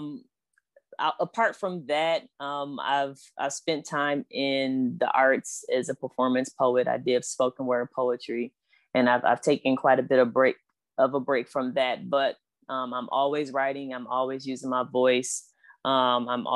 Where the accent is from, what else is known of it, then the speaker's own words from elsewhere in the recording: Flint, Michigan, United States; I'm also a fellow Michigander. I'm from Flint, Michigan